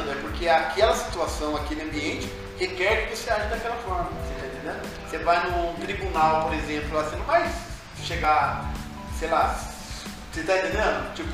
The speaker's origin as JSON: {"language": "Portuguese", "town": "Campos do Jordão", "region": "São Paulo", "country": "Brazil", "tie": "born or raised there", "said": "em São Paulo, mas, assim, a vivência é, é jordanense."}